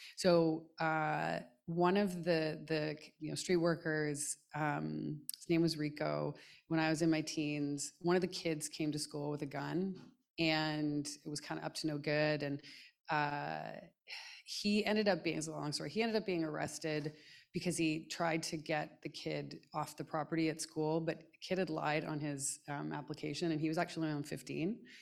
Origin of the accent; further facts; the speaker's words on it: Canada; moved away as an adult; I'm from Canada